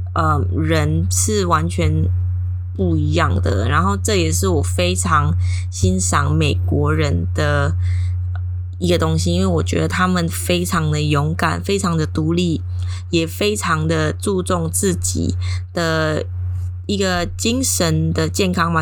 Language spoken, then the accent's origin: Chinese; Indonesia; moved away as an adult; also born or lived in San Francisco, United States; 有一个教会，刚好是印尼人教会，然后我就把自己印妖进去啊